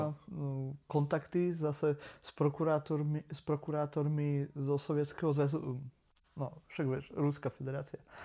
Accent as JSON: {"language": "Slovak", "region": "eastern Slovakia", "country": "Slovakia", "said": "U nás na východe"}